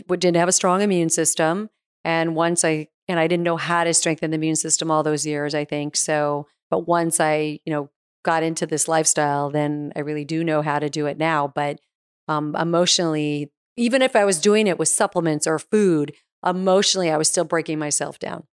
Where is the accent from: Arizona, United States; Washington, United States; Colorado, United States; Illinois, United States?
Arizona, United States; moved away; also born or lived in New York; I was from Arizona, so I was a West Coast girl originally.